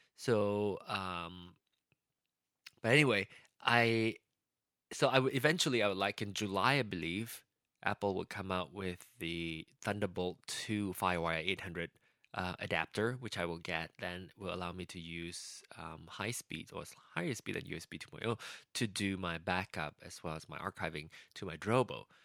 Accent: Malaysia; now in United States; I still have my Malaysian passport. Technically, that won't work anymore because I'm an American now

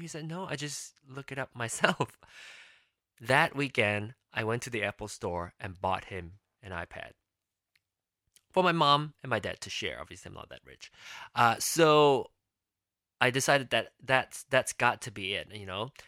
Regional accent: Penang, Malaysia; moved away as an adult; now in United States; I was born and raised in Penang, Malaysia

